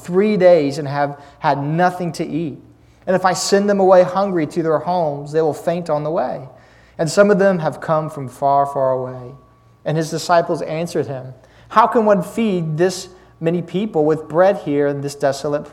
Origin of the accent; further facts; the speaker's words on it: Lynchburg, Virginia, United States; I'm from Lynchburg, Virginia